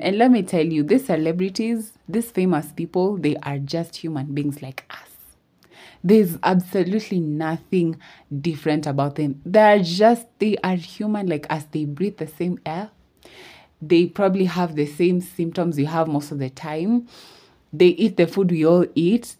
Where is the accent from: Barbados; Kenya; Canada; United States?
Kenya; I'm from Kenya. I'm Kenyan